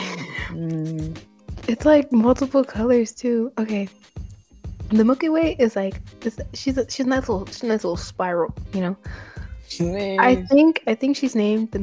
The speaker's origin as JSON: {"language": "English", "country": "United States", "accent": "American", "said": "My apparently American accent"}